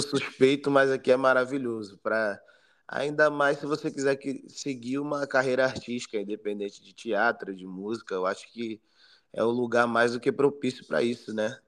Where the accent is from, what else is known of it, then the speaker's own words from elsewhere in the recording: Brasília, Federal District, Brazil; moved away as an adult; now in Rio de Janeiro, Brazil; eu nasci no Rio de Janeiro, com dois anos eu fui para Brasília junto com a minha família.